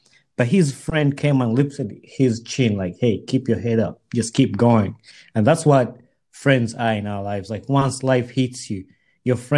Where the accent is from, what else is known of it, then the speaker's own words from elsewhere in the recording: Uganda; I grew up in Uganda